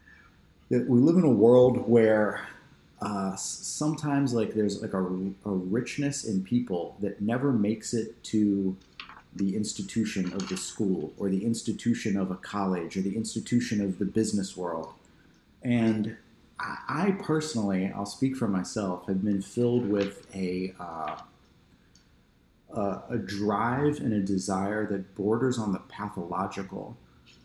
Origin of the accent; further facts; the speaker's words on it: outside of Philadelphia, Pennsylvania, United States; I grew up outside of Philadelphia in Pennsylvania